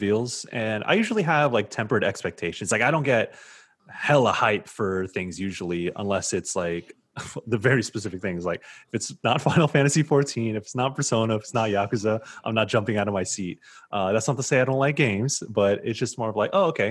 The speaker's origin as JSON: {"language": "English", "town": "San Diego", "region": "California", "country": "United States", "tie": "born or raised there", "said": "he is from my hometown of Southeast San Diego. So we are from the same hood"}